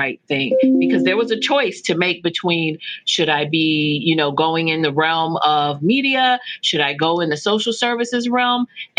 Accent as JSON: {"language": "English", "region": "London", "country": "United Kingdom", "tie": "born there", "said": "I was born in London, England."}